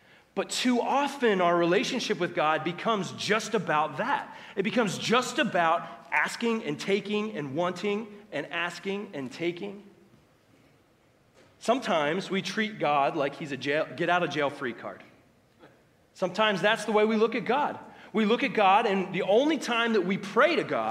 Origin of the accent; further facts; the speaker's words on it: United States; us as American Christians, because of our culture, what we have grown up